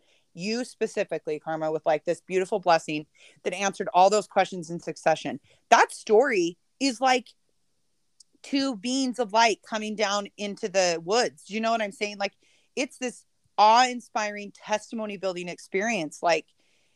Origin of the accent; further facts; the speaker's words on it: Utah, United States; I live in Utah. I was raised in Utah.